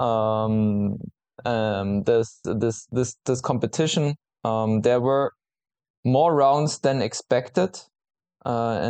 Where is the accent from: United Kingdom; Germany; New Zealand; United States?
Germany; Munich, Bavaria; I'm from Munich